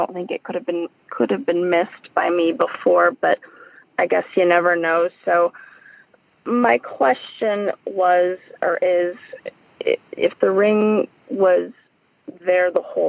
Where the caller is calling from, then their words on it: Colorado, United States; I'm calling from Colorado.